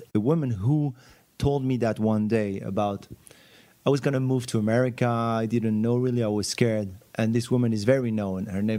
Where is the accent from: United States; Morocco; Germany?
Morocco; I grew up in Morocco. I wanted to be a jazz musician.